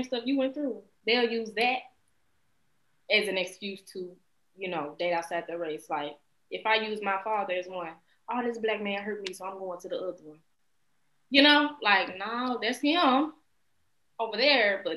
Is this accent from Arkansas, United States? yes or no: yes; West Memphis, Arkansas, United States; also born or lived in Little Rock, Arkansas; now in California, United States; I grew up in West Memphis, Arkansas, Memphis